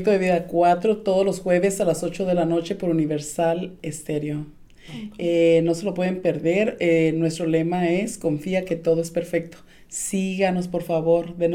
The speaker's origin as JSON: {"language": "Spanish", "region": "Durango", "country": "Mexico", "tie": "born or raised there", "moved": "yes", "lives_now": "Southern California, United States", "said": "yo vengo de Durango."}